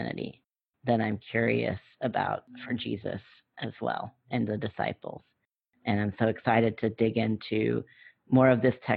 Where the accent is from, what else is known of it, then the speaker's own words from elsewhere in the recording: North Carolina, United States; moved away as an adult; also born or lived in West Virginia / Boston / Washington, D.C.; I was born and raised in North Carolina as a white Presbyterian person, and moved from North Carolina to West Virginia, back to North Carolina when I was in middle school